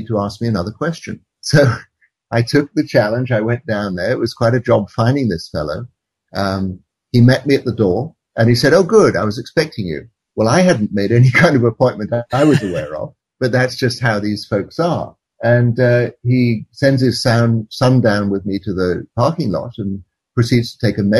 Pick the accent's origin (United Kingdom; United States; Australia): United Kingdom; England; moved away as an adult; also born or lived in India; how I grew up in England